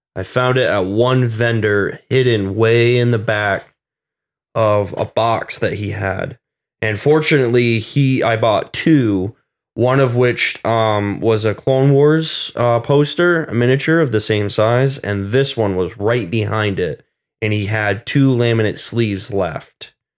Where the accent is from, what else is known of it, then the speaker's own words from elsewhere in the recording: Vermont, United States; moved away; originally from Vermont